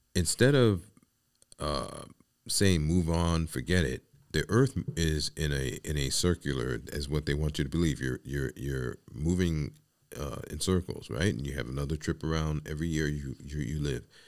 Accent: New York City, New York, United States; I come from the Bronx, New York City, and it was kinda commonplace in the building that I lived

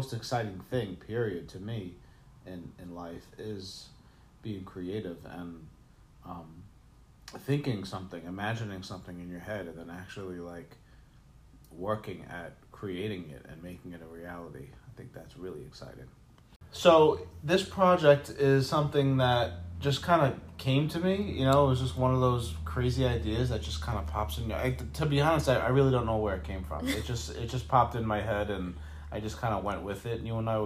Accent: New York City, New York, United States; also born or lived in Staten Island; I grew up in Brooklyn, Brooklyn and Staten Island, listening to hip hop

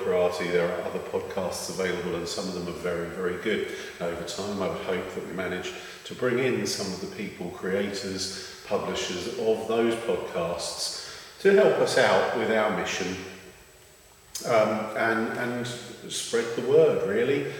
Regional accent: London, United Kingdom; I was born in London, England, and so my pronunciation is bound to be a little bit tainted

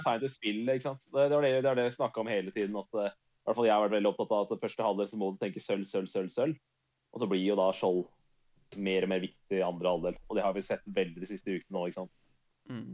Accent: Norway; jeg er fra Norge

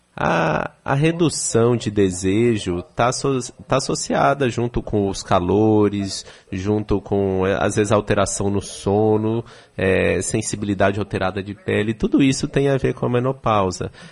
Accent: São Paulo, Brazil; moved away as an adult; now in Salvador, Brazil; Eu sou de São Paulo, estou há três anos aqui em Salvador.

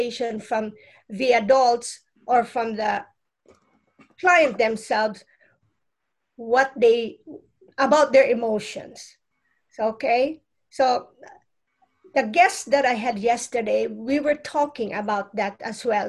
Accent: Philippines; now in United States; I'm come from the Philippines. Our lineage has a lot of intuitive ways of healing

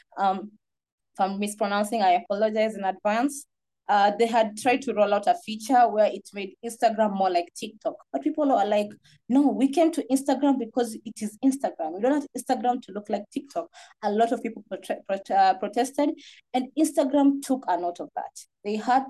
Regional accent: Kenya; I'm from Kenya.

